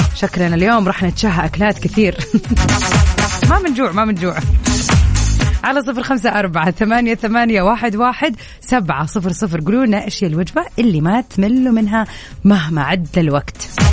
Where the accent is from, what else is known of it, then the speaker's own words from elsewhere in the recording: southern Saudi Arabia, Saudi Arabia; now in Jeddah, Saudi Arabia; انا من الجنوب